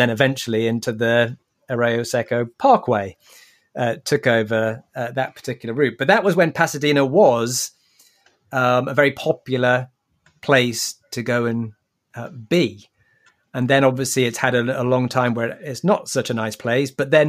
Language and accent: English; Newcastle upon Tyne, North East England, United Kingdom; even though I'm from Newcastle